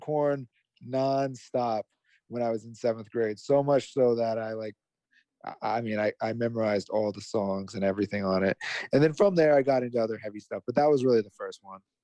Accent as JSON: {"language": "English", "town": "Las Vegas", "region": "Nevada", "country": "United States", "said": "I'm from Las Vegas"}